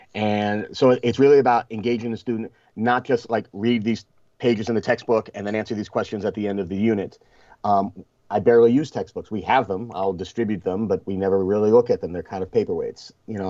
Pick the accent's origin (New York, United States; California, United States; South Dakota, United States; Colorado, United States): New York, United States; Rockland County; also born or lived in Flushing, Queens, New York / South Bronx, New York; I was born in Flushing, but we moved to the Bronx when I was a baby, and I lived there until I was eight. And then we, um, you know, it was a rough area where we lived in the South Bronx, and then uh, we moved upstate to Rockland County